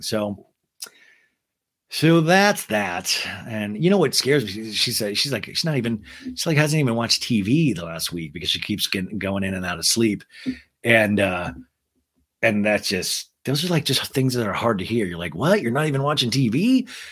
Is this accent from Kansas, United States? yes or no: yes; Kansas, United States; I grew up in Kansas